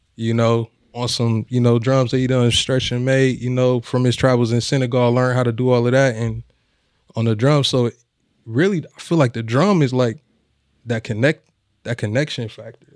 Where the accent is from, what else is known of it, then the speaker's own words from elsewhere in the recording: Omaha, Nebraska, United States; we born and raised in Omaha